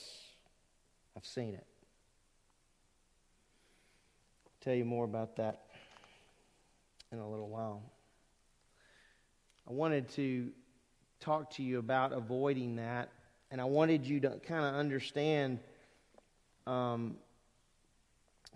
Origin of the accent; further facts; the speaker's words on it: Lake Charles, Louisiana, United States; moved away; I grew up in Southwest Louisiana, in Lake Charles, Louisiana